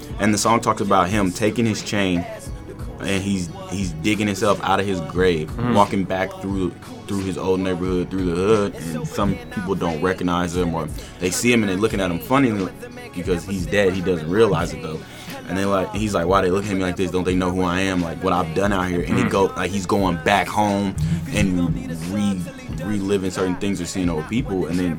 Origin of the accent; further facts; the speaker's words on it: Chicago, Illinois, United States; Back talking about Madison Street, Madison Ave, where I grew up in Chicago.